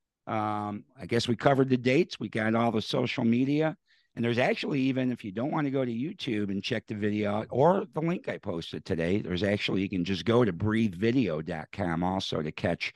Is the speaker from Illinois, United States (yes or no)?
yes; Chicago, Illinois, United States; moved away; Chicago then, my hometown